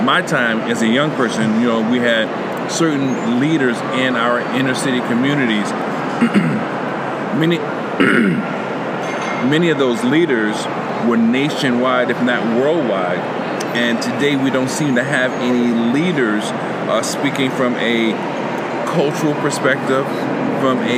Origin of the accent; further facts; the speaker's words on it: New York, United States; I'm from New York